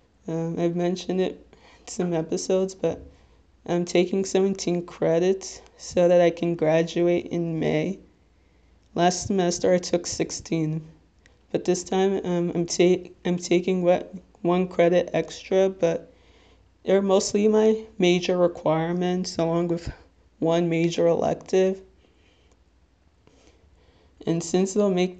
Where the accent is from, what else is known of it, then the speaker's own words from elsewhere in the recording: Little Ferry, New Jersey, United States; I'm from Little Ferry, New Jersey, which, if you're not familiar with, it's in Bergen County